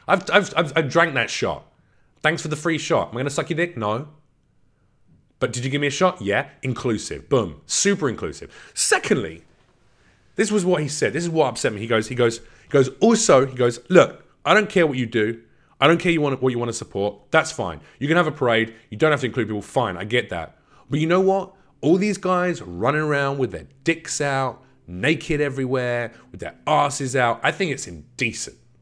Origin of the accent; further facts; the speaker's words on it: London, United Kingdom; I was born in England, in London.